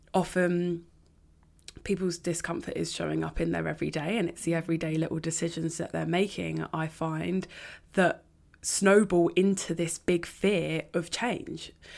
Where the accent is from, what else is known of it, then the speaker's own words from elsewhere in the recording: London, United Kingdom; I grew up in North London on the outskirts